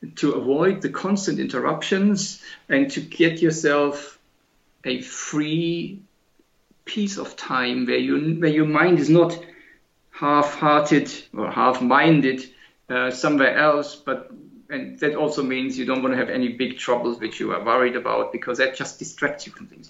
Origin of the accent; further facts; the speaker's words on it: Germany; moved away as an adult; also born or lived in Britain; I always wanted to come back to Germany, which is my home country